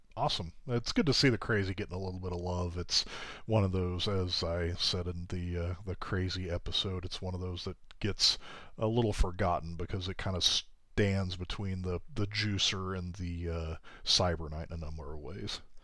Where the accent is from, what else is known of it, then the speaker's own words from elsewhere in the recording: Kansas, United States; my home state is Kansas.